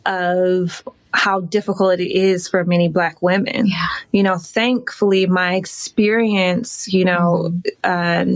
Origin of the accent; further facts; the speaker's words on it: Detroit, Michigan, United States; moved away as an adult; also born or lived in Chicago / New York; now in Los Angeles, United States; I'm from Detroit, mm-hmm. Um, born and raised